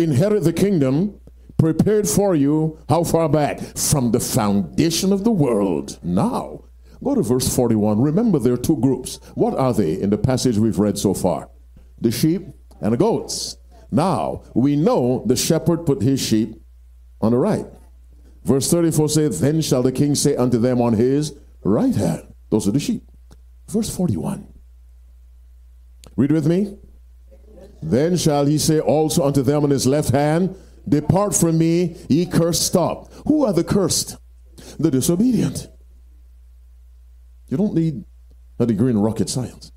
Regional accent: Michigan, United States; I'm from Michigan.

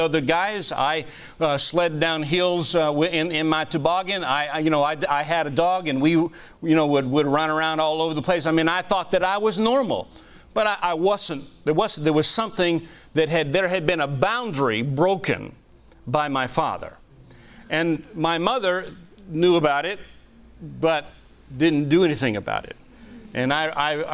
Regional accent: New England, United States; I was raised mostly in New England, very liberal part of the country

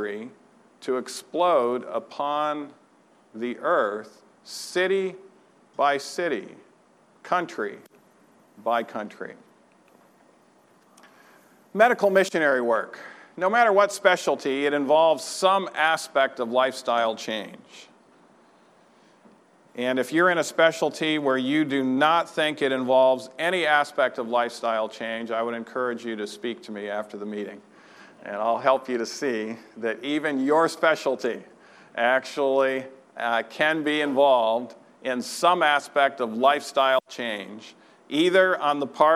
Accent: Troy, Michigan, United States; moved away; my home church on a Friday night that I grew up in Troy, Michigan.

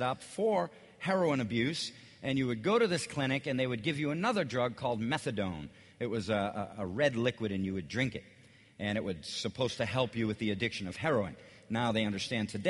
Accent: Boston, Massachusetts, United States; I'm from the Boston area. I lived all around Boston. I figured it out. I had lived in 13 cities around Boston before I was in the sixth grade.

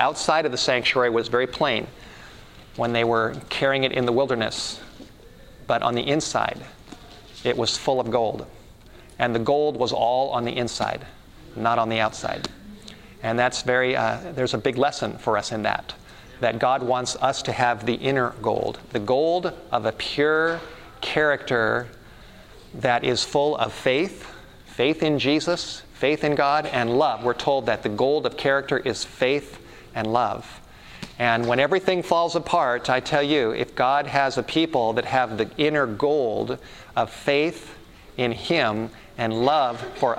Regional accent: Los Angeles, California, United States; as a teenager, growing up in the Hollywood Hills

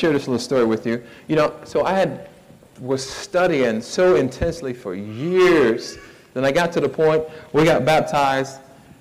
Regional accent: Miami, Florida, United States; now in Somerville, United States; I'm from Miami, Fort Lauderdale area

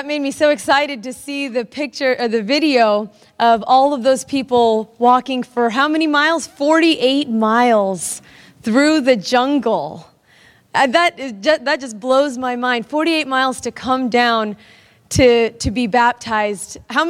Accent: Berrien Springs, Michigan, United States; I grew up in this country. I was born in Berrien Springs, and I grew up here

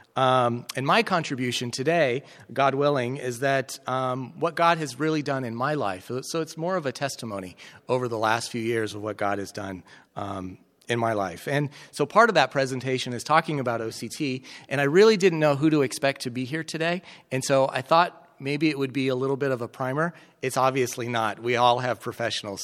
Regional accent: Colorado, United States; moved away as an adult; also born or lived in Nebraska; now in Kentucky, United States; I grew up in Colorado

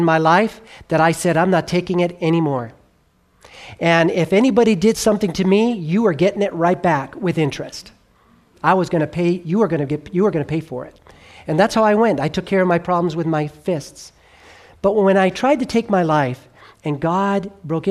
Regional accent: Southern California, United States; I grew up in Southern California

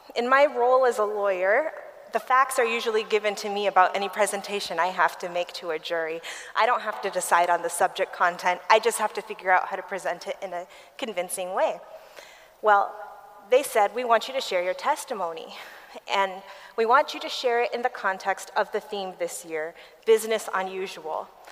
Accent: Berrien Springs, Michigan, United States; I grew up in Berrien Springs, Michigan, at Andrews University with Adventist parents

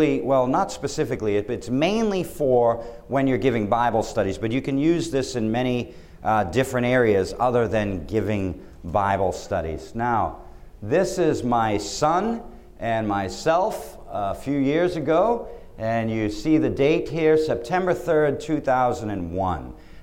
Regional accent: Boston, Massachusetts, United States; I'm from Boston

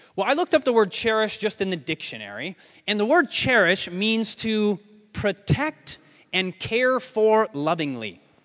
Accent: United States; I'm not from Austria. I'm obviously from the States

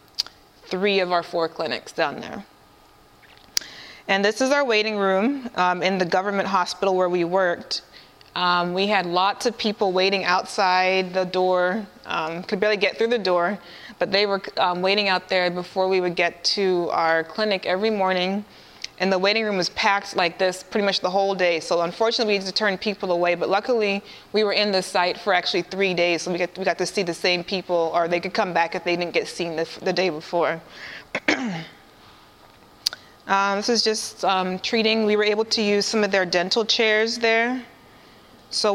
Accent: Michigan, United States; And I grew up in Michigan. I wasn't born there, but I grew up in Michigan.

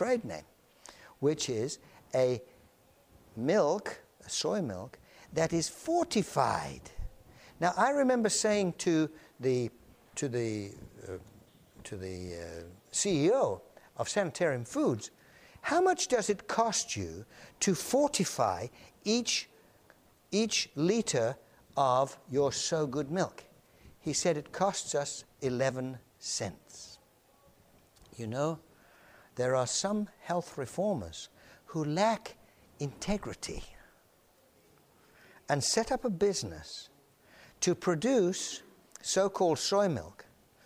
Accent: England, United Kingdom; now in United States; I'm an Englishman

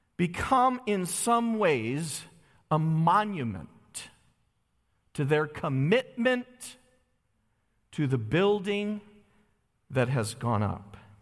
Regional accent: Holly, Michigan, United States; I grew up in Holly, Michigan

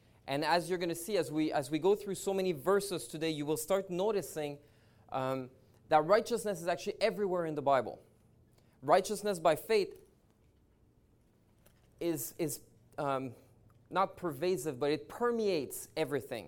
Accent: Montreal, Quebec, Canada; now in British Columbia, Canada; I'm originally from Montreal. Now I live in British Columbia

